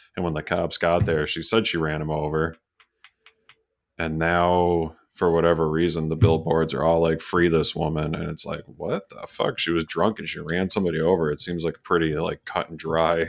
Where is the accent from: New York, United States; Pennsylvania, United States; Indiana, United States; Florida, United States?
New York, United States; Canajoharie; We had Iroquois Lanes and Candajahary where I grew up.